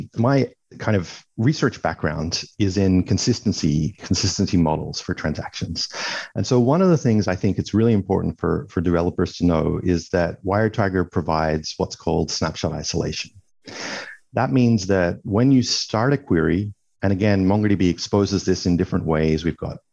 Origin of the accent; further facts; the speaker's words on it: Australia; also born or lived in Sydney; I'm Australian. I'm based in Sydney